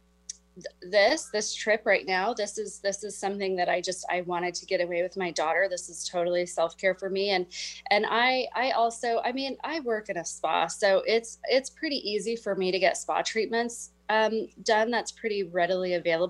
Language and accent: English; Midwest, United States; now in Whidbey Island, United States; I grew up in the Midwest